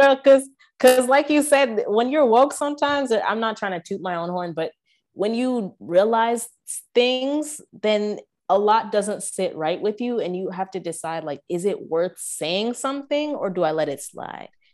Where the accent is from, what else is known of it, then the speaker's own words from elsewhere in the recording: Canada; I grew up in Canada, so all the churches I went to, except for one, were predominantly white